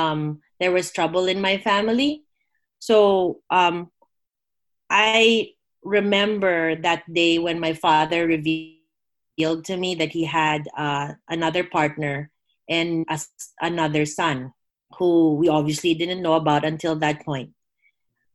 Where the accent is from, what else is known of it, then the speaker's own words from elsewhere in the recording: Philippines; I grew up in the Philippines, which is a Catholic country, predominantly Catholic